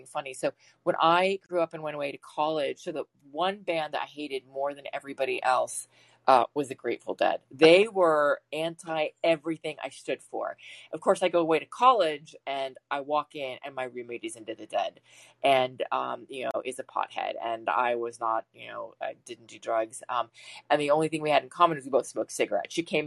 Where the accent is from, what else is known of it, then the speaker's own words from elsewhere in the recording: Washington, District of Columbia, United States; moved away; I grew up in Washington, DC